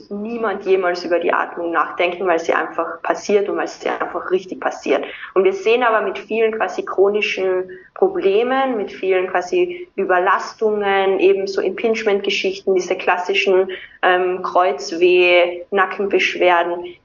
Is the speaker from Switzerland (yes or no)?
no; Austria; also born or lived in Vienna; Ähm, ich komme aus Österreich, wie man immer unschwer an meinem Dialekt erkennen kann.